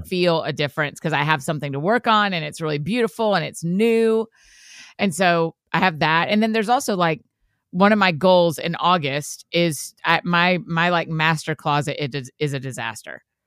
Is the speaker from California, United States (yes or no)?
no; Marietta, Georgia, United States; I'm from Marietta, Georgia